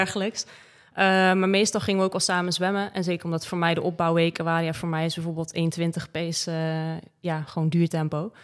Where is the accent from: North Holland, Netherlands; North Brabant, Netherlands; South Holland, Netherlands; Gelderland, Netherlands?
North Brabant, Netherlands; Breda; moved away; also born or lived in Limburg; Ik kom natuurlijk uit Breda